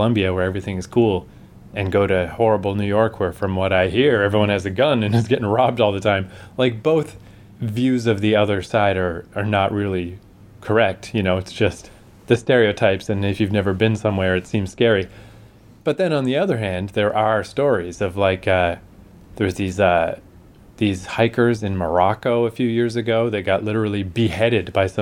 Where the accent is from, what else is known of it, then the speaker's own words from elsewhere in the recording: Canada; we're Canadian